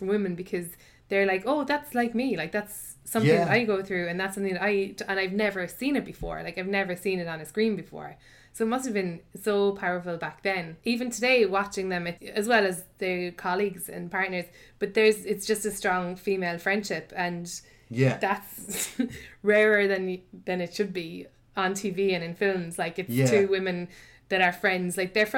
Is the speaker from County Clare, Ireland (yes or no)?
no; Blackrock, County Cork, Ireland; But yeah, no, I'm from Black Rock, so.